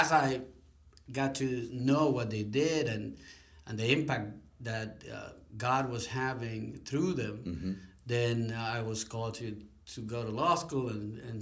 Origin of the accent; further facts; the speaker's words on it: Puerto Rico; moved away as an adult; now in United States; I'm originally from Puerto Rico, small island in the Caribbean